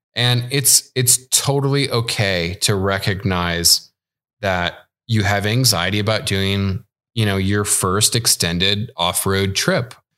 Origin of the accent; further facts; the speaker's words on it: Chicago, Illinois, United States; moved away as an adult; I'm originally from Chicago